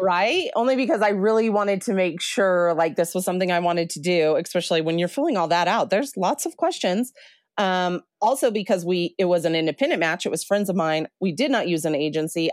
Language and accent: English; New Mexico, United States; moved away as an adult; also born or lived in Colorado; I grew up in New Mexico